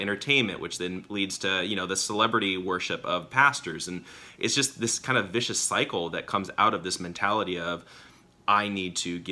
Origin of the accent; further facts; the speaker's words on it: United States; also born or lived in California / Arizona; I grew up both in California and Arizona